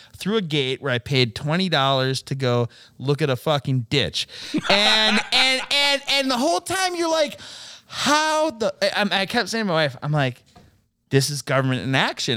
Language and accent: English; Stillwater, United States; from Stillwater, you know, I worked at a golf course